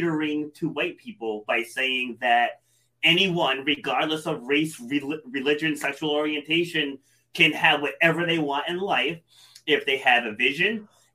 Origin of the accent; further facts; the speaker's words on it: Rhode Island, United States; also born or lived in New York City; I was born in New York City, but I was raised here in Rhode Island